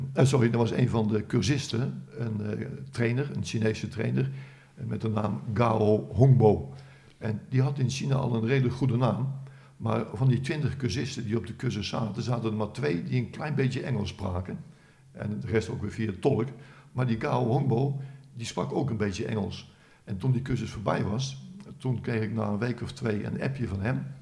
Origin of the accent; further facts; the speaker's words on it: Netherlands; als Hollander